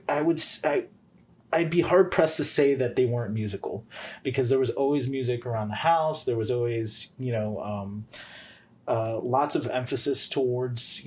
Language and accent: English; Florida, United States; moved away as an adult; also born or lived in Philadelphia, Pennsylvania; now in Georgia, United States; I grew up in Florida